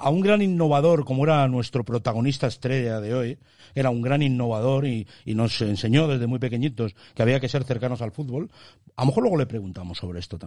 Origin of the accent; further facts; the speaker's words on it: Tudela de Duero, Castile and León, Spain; yo tiro para mi pueblo, ha venido de Tudela de Duero